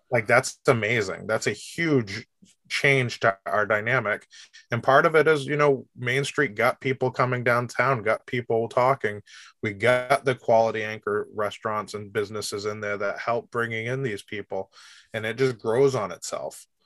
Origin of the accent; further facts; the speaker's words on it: Rochester, United States; I'm a Rochester kid my whole life. I grew up in Rochester